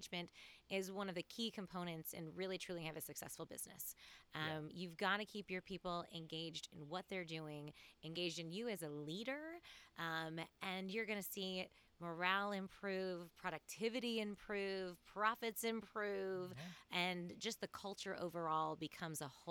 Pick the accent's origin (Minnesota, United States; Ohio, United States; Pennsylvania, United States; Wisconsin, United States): Ohio, United States; Cleveland; moved away as an adult; also born or lived in Hagerstown, Maryland; now in Greenville, United States; My hometown is Cleveland, Ohio